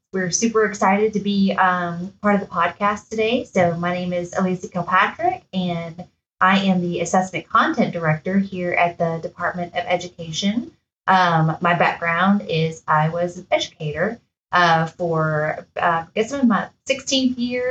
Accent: South Louisiana, United States; made my way back here closer to home. I'm from South Louisiana.

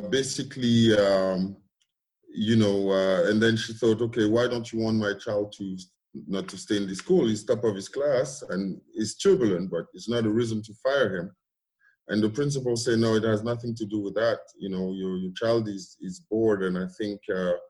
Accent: Cameroon; moved away; I was born in Cameroon in a very small, you know, not so wealthy area, if I may. Went to preschool and started elementary school there.

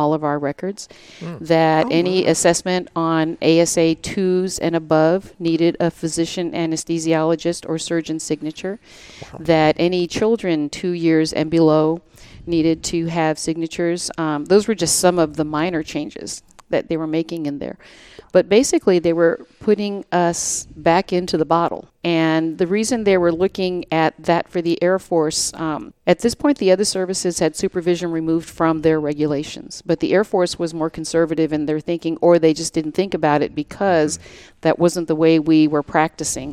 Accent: Virginia, United States; I'm from Virginia, and I have been a CRNA for 24 years now

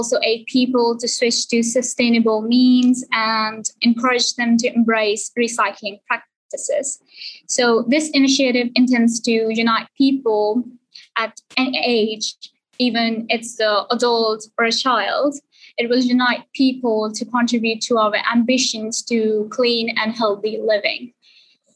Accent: Sialkot, Punjab, Pakistan; moved away as an adult; I'm from Sialkot, Pakistan, and I did my A-levels and GCSE from Sialkot as well

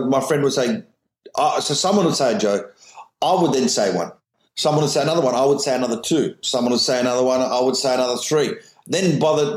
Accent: Australia; I'm just an Australian comedian who's successful around the world

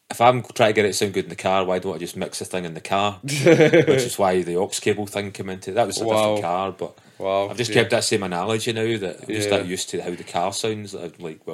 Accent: Scotland, United Kingdom; to get a tune played on the GBX is a bit of clout amongst your mates, particularly being Scottish

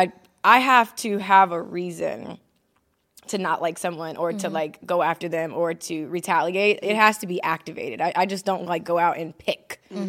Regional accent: Mississippi, United States; also born or lived in Ohio; now in North Carolina, United States; Ohio. I lived there until about 9 years old. Mm-hmm. And then I moved to Mississippi. And I was raised with my grandparents there. Yeah. So, yeah, I claim Mississippi. I'm a Mississippi girl. That's where I grew

